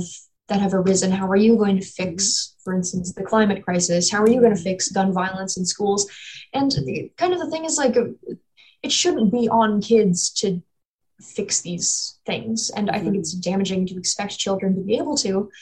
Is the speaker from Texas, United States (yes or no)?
no; North Carolina, United States; also born or lived in Ohio; I was born in Ohio, raised in North Carolina